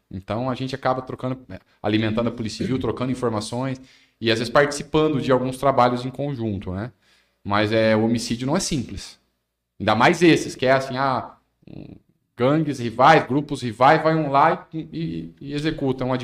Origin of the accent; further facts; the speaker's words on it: Maringá, Paraná, Brazil; Quando eu era criança lá em Maringá, era assim também casas abertas, o pessoal até altas horas da noite sentado na, na calçada.